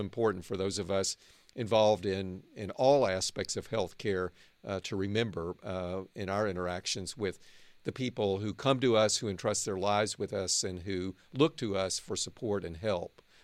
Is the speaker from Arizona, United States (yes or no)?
no; Arkansas, United States; also born or lived in East Coast (Johns Hopkins, Baltimore); now in Northern California, United States; I grew up in Arkansas. Now I live and work in the innovation heartland of Northern California